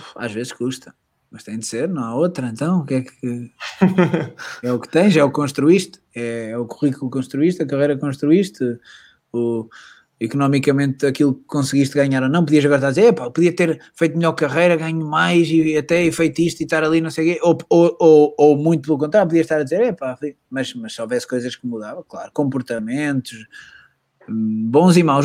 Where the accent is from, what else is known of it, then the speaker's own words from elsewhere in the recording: Portugal; moved away as an adult; also born or lived in Madrid; sou português